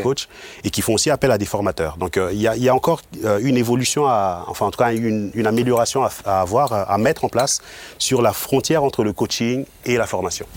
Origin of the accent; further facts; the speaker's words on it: Mulhouse, Grand Est, France; moved away as an adult; now in Obernai, France; je suis originaire de Mulhouse